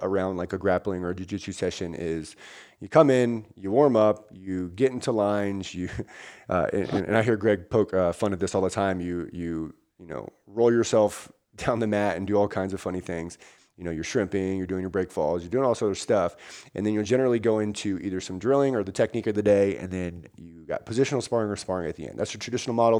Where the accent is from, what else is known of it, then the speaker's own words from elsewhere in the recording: Virginia, United States; now in Washington, United States; I'm from Virginia originally, live in Washington now